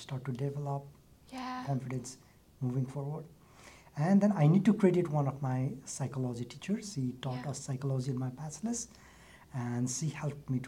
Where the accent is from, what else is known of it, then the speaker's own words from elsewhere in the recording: Biratnagar, Koshi Province, Nepal; moved away as an adult; also born or lived in Kathmandu, Nepal / Finland; now in Brisbane, Australia; I was born in Biratnagar. That's that used to be the second biggest city in Nepal. Now it's fifth biggest city. And I was brought up in Biratnagar. Did my school, high school there.